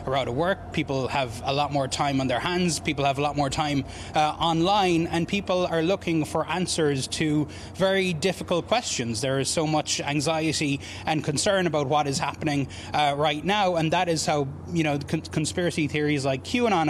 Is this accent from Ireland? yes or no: yes; Ireland; now in United States; we as Irish people